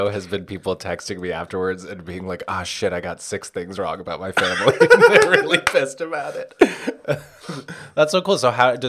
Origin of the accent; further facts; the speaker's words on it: Yonkers, New York, United States; first language Spanish; English is a second language; I'm from Yonkers, so not that far away.